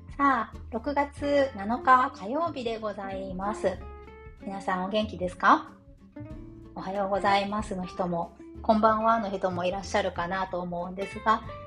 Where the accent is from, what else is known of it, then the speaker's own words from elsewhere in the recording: Japan; moved away; 日本に帰国する